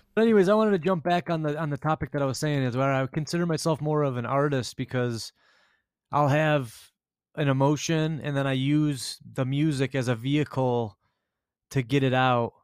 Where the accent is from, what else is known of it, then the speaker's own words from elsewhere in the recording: Grosse Pointe, Michigan, United States; us growing up in Grosse Pointe